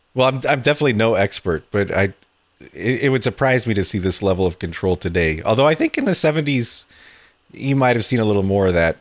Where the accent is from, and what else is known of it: San Francisco, California, United States; born or raised there